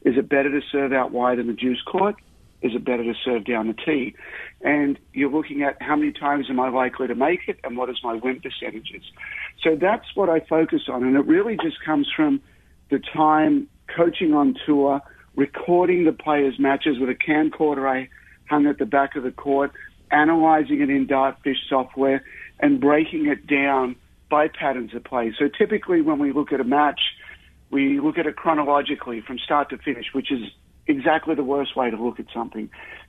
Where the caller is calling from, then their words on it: Austin, Texas, United States; Well, this morning, Austin, Texas. A few days ago, it was Rome, there for the Right. Masters 1000, and on Friday I go back to Paris. So back home for 5 days and spend time with the family and spend time in Austin